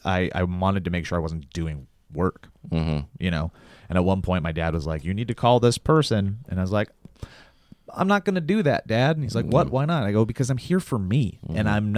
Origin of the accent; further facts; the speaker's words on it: Columbia Falls, Montana, United States; moved away as an adult; now in Los Angeles, United States; we grew up together in Columbia Falls